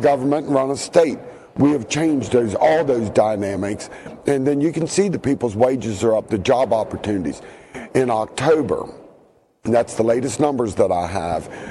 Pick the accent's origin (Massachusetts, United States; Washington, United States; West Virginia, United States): West Virginia, United States; Eastern Panhandle; I'm from the Eastern Panhandle